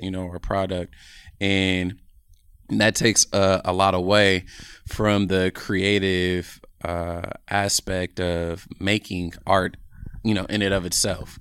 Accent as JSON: {"language": "English", "town": "Oakland", "region": "California", "country": "United States", "tie": "born or raised there", "said": "I'm from Oakland, California, born and raised"}